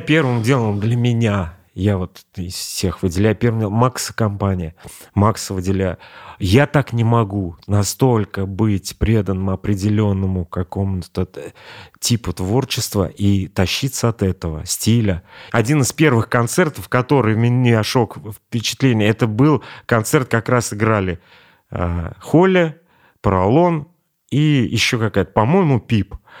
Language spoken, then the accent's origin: Russian; Kazan, Tatarstan, Russia; Я вырос на, на Черном озере.